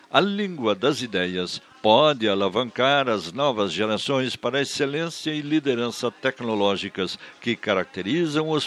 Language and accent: Portuguese; Brazil; also born or lived in southern Brazil; Falar bem o português é a nossa primeira obrigação como brasileiros